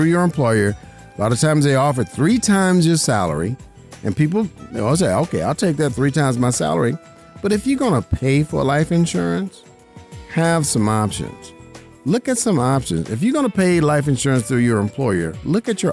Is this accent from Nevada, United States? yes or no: yes; Las Vegas, Nevada, United States; I'm born and raised in Las Vegas, Nevada